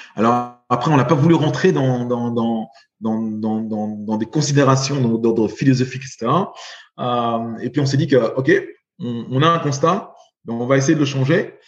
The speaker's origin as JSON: {"language": "French", "country": "Belgium", "tie": "born or raised there", "said": "j'ai été élevé, j'ai grandi en Belgique"}